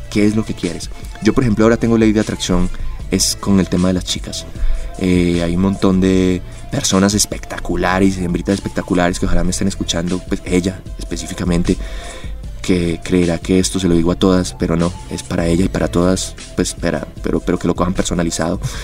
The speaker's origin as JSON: {"language": "Spanish", "town": "Medellín", "region": "Antioquia", "country": "Colombia", "also_born_or_lived": "Bogotá", "said": "yo soy Medellín, yo soy paisa"}